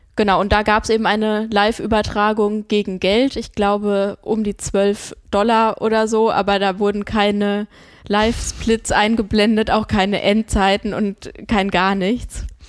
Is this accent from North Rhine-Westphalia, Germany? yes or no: no; Rodgau, Hesse, Germany; now in Bremen, Germany; Ich war in Jügesheim, in meiner Heimat